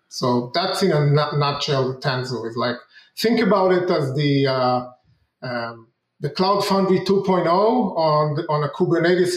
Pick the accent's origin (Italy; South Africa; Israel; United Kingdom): Israel; moved away as an adult; now in United States; I'm originally from Israel. I moved to the U.S.